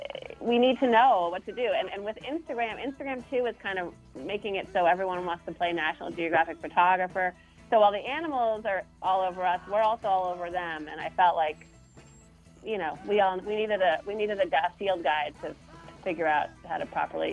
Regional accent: Massachusetts, United States; now in California, United States; I grew up in New England, outside Boston, and you know, mosquitoes were part of our summer life.

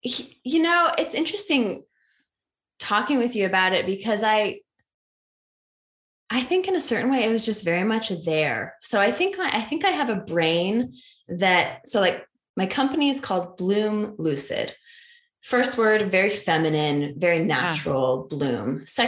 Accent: New Delhi, Delhi, India; also born or lived in Kobe, Japan; I grew up in Asia for 14 years of my life. My parents decided to teach at international schools when I was quite young. So I was in Kobe, Japan and New Delhi, India for those combined 14 years.

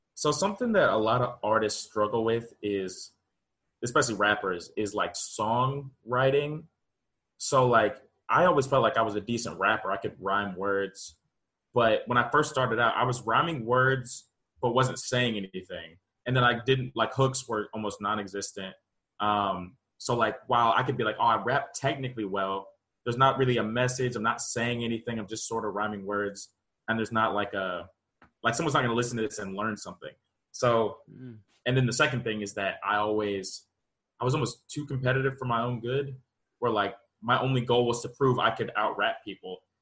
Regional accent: Charlotte, North Carolina, United States; that's home. Seven oh four. I grew up in Charlotte, born and raised

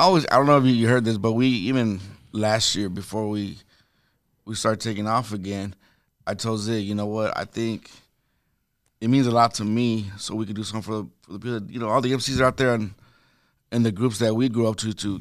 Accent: El Paso, Texas, United States; moved away; I'm from Texas

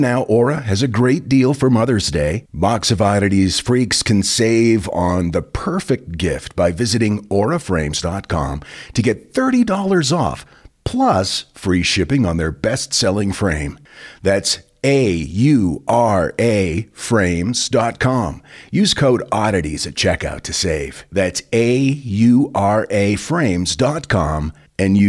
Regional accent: United States; we as Americans

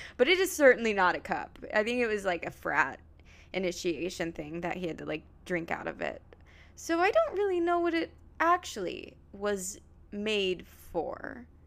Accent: Pacific Northwest, Washington, United States; also born or lived in Virginia; now in New York, United States; I grew up in the Pacific Northwest by water

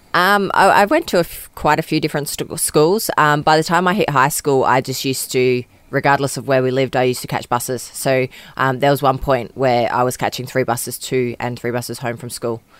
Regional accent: Adelaide, South Australia, Australia; I grew up um, in and out of different houses in Adelaide

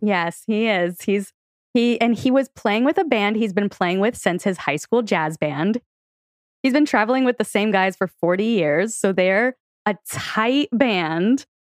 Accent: Seattle, Washington, United States; moved away; we grew up in Seattle together

